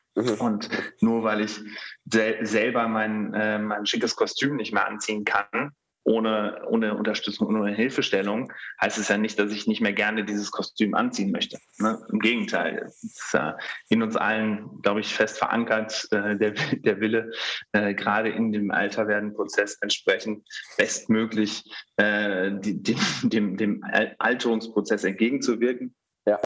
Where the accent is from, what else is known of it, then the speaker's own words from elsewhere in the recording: Germany; also born or lived in Netherlands / Bonn; ich bin äh, als Sohn einer Deutschen äh, einer, eines Niederländers in Deutschland aufgewachsen